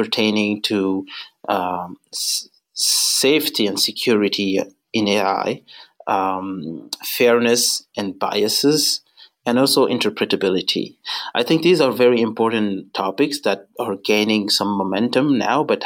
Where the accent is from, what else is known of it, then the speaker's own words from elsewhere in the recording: Senegal; moved away; I was born and raised in Senegal in West Africa.